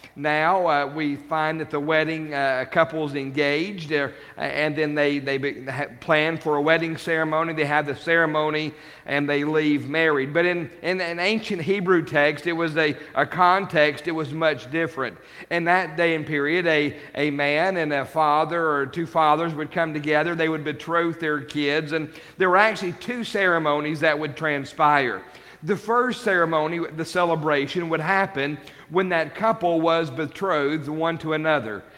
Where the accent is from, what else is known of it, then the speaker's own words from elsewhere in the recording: United States; even as American